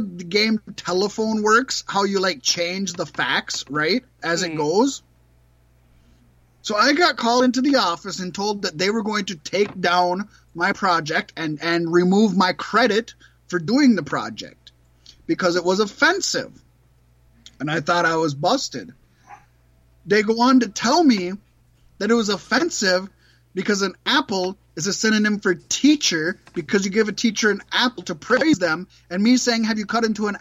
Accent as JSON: {"language": "English", "area": "Lower Sioux Reservation", "region": "Minnesota", "country": "United States", "tie": "born or raised there", "said": "I was raised on the Lower Sioux Reservation, Mattawakton"}